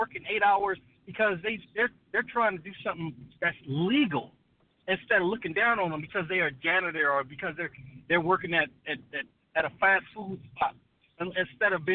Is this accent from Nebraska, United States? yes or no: no; Compton, California, United States; moved away; I grew up in Compton, and I tell you, when I grew up in Compton, it was drive-bys